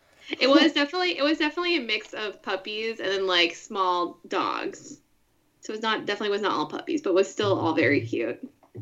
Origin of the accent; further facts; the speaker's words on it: Orange County, California, United States; moved away; I grew up in Orange County, which is the county that directly neighbors Los Angeles County to the south.